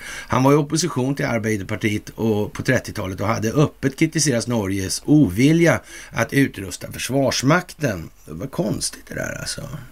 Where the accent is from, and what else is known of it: Sweden